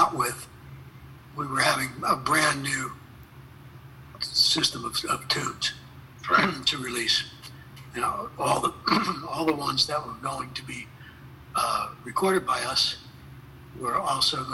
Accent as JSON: {"language": "English", "town": "Philadelphia", "region": "Pennsylvania", "country": "United States", "tie": "born or raised there", "moved": "yes", "said": "Philadelphia, my hometown."}